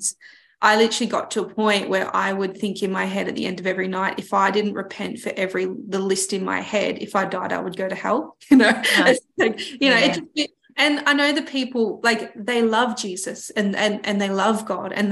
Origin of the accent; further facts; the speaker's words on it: Melbourne, Victoria, Australia; I grew up in Melbourne and there wasn't the beach